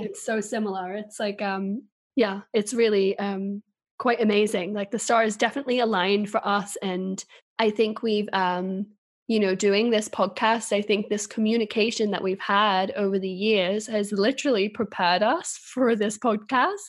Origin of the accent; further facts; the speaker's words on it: England, United Kingdom; moved away as an adult; also born or lived in China; now in Sweden; I'm originally from England